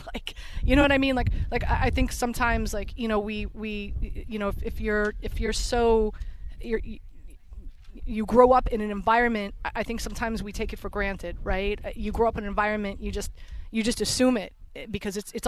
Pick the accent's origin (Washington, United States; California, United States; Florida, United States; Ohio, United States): Florida, United States; Miami; now in New York, United States; I'm from Miami